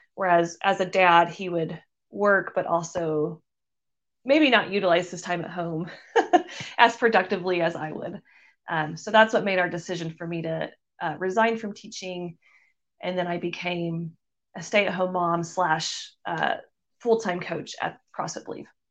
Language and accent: English; Missouri, United States; I moved back to Missouri, which is where I'm from